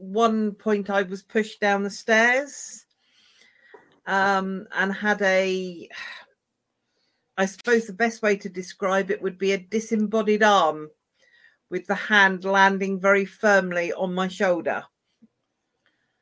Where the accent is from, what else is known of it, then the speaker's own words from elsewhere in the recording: River Thames, Berkshire, South East England, United Kingdom; I grew up on the River Thames in a haunted lock house